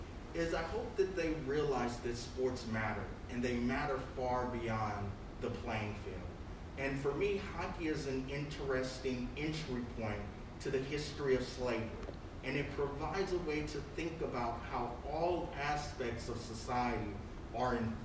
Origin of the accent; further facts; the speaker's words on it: Los Angeles, California, United States; moved away; I'm from Los Angeles